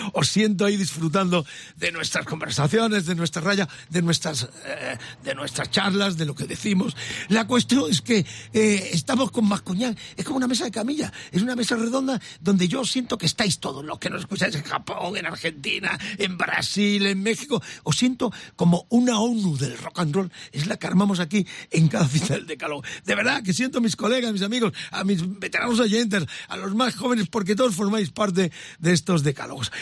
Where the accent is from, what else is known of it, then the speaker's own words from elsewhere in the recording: Huelva, Andalusia, Spain; Yo soy, yo soy uno de Huelva.